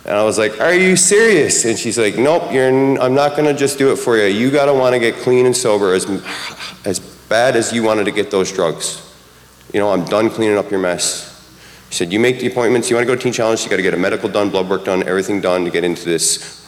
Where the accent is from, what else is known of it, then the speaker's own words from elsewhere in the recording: Newfoundland and Labrador, Canada; moved away; I'm from Newfoundland